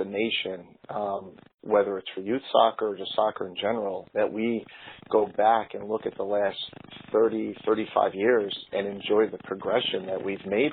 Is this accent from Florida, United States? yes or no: no; Kearny, New Jersey, United States; now in Wilkes-Barre/Scranton, United States; I grew up in New Jersey, a town called Kearney